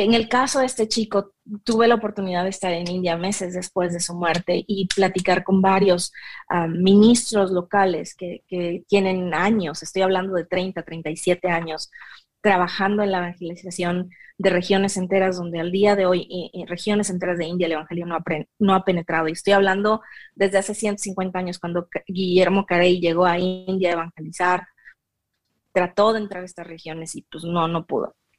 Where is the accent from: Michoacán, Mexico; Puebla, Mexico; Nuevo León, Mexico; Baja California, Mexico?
Michoacán, Mexico; first language Spanish; la de yo en Michoacán adorando al Señor en mi iglesia presbiteriana